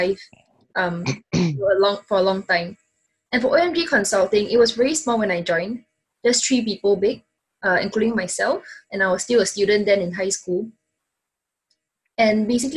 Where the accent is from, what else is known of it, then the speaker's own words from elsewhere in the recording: Singapore; being a Singaporean